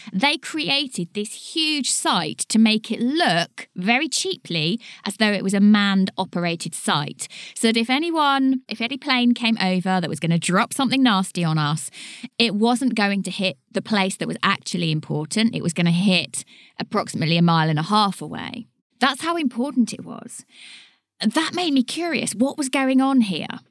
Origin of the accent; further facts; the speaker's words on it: Leighton Buzzard, East of England, United Kingdom; Leighton Buzzard, my hometown.